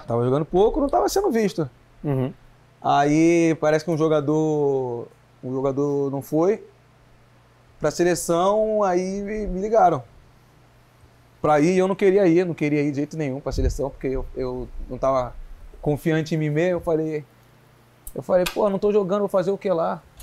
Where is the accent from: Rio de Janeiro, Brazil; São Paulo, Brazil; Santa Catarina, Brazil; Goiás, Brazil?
Rio de Janeiro, Brazil; now in Belo Horizonte, Brazil; Eu sou do, do Rio de Janeiro mesmo, capital.